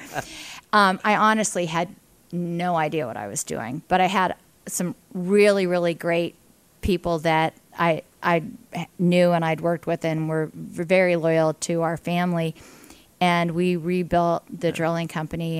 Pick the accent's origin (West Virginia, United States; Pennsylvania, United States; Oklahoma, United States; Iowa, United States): Pennsylvania, United States; Indiana; I'm a native of Indiana, Pennsylvania, um, an only child